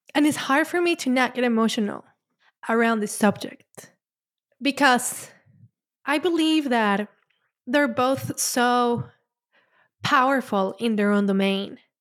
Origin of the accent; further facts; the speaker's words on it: Colombia; moved away; I'm Latin, I grew up in Colombia